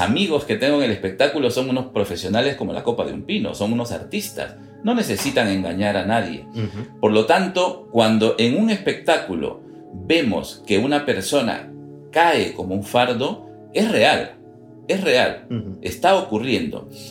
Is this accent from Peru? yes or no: yes; Peru; nosotros somos peruanos de origen